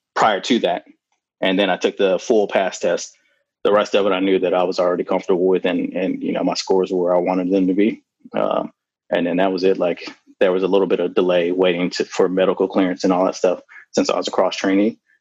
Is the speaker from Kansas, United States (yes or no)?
no; Oklahoma, United States; I actually grew up near uh, Fort Sill in Oklahoma